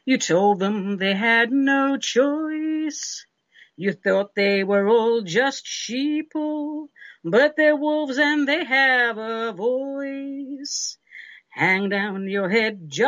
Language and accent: English; London, United Kingdom; now in United States; when I was growing up in London